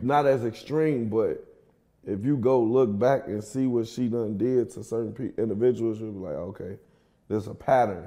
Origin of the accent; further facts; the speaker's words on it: Kankakee, Illinois, United States; now in Atlanta, United States; I'm from Kankakee, Illinois. It's like thirty minutes from Chicago